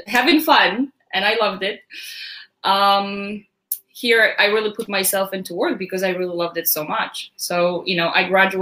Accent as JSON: {"language": "English", "country": "Poland", "tie": "born or raised there", "also_born_or_lived": "Westchester, New York / Long Island, New York", "moved": "as an adult", "lives_now": "United States", "said": "I was raised in Poland, very rural town"}